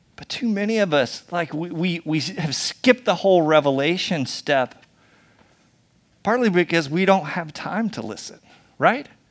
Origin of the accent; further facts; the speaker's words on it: United States; we're so American